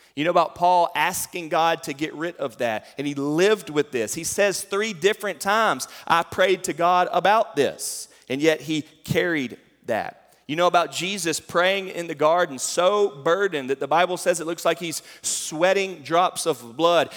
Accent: North Carolina, United States; moved away as an adult; now in Fairdale, Kentucky, United States; I came from North Carolina

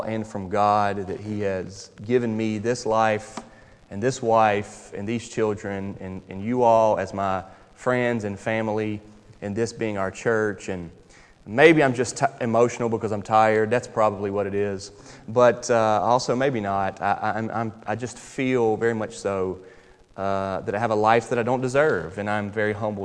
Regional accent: Charlotte, North Carolina, United States; moved away as an adult; now in Louisville, United States; I'm from North Carolina. Grew up, born and raised in Charlotte, North Carolina. I've been here now 12 years

